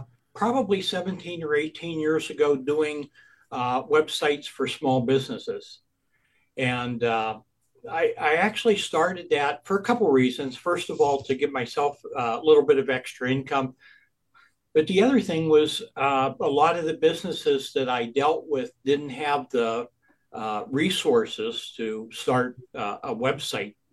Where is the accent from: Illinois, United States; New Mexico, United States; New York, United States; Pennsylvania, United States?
Pennsylvania, United States; Erie; I grew up in Erie